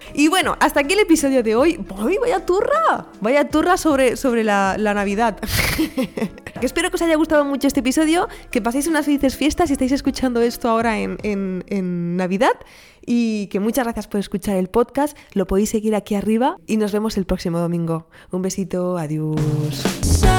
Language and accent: Spanish; Region of Murcia, Spain; now in Catalonia, Spain; soy de Murcia